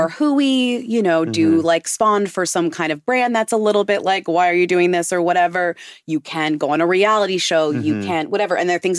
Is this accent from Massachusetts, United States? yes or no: yes; Boston, Massachusetts, United States; now in New York, United States; I'm from Boston.